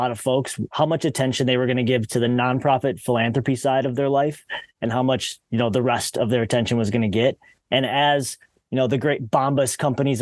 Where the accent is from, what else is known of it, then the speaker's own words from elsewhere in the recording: Detroit, Michigan, United States; moved away as an adult; also born or lived in Australia; I'm born and raised in the Detroit, Michigan area.